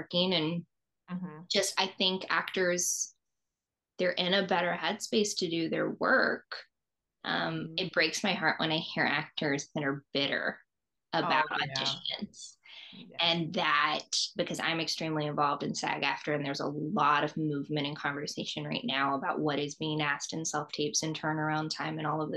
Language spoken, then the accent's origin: English; Southeast, United States; moved away as an adult; now in Los Angeles, United States; I grew up in the Southeast. So since I moved to Los Angeles